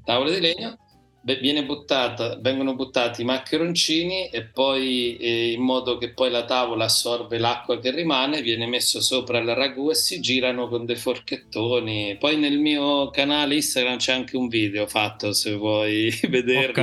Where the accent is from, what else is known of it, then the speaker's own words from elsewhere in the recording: Marche, Italy; nel mio dialetto mi piace si dice me gusta e eh, gallina gallina come in spagnolo perché da noi